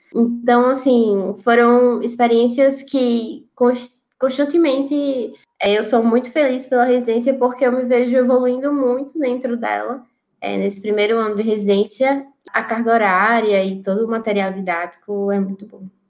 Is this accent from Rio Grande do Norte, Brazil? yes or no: yes; Natal, Rio Grande do Norte, Brazil; moved away; eu não tenho medo de voltar para a minha cidade, para o meu estado